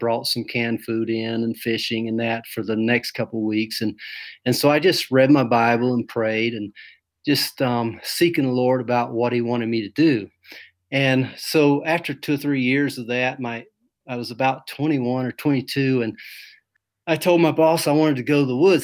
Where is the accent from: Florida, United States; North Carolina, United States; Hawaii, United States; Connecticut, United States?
North Carolina, United States; Brevard; moved away as an adult; also born or lived in Alaska / Georgia; now in Mongolia; I'm from North Carolina, Brevard, North Carolina. That's outside of Asheville. I'm just a basic country boy. My dad was in the Air Force, and we traveled around in my young life, lived in Alaska for a few years, in South Carolina, Georgia, and then we settled in North Carolina. I was probably in the second or third grade where my grandparents were. So that's where I grew up